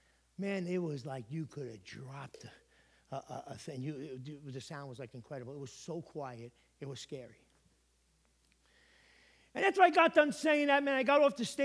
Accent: Connecticut, United States; I'm a pastor from Connecticut that has come out here to do what?

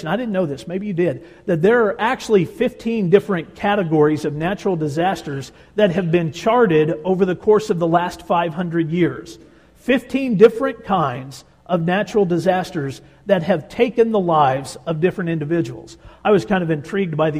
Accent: Tornado Alley, United States; We grew up in Tornado Alley

